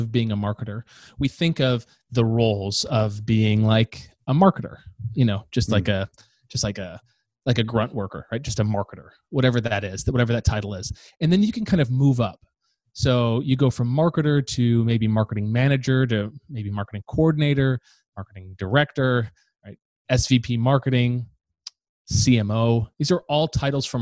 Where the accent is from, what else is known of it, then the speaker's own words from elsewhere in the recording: Northern Michigan, United States; moved away; I'm from Northern Michigan